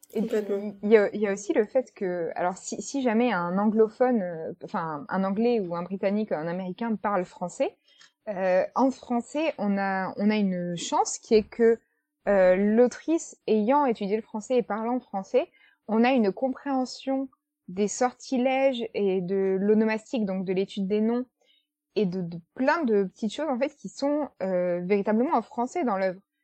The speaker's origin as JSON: {"language": "French", "country": "France", "said": "nous, en tant que français"}